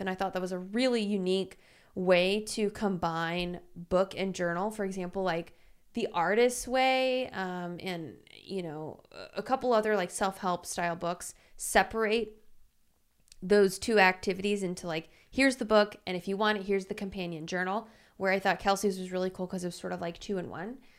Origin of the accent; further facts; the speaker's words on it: Louisiana, United States; now in Los Angeles, United States; I'm from Louisiana, which is super humid.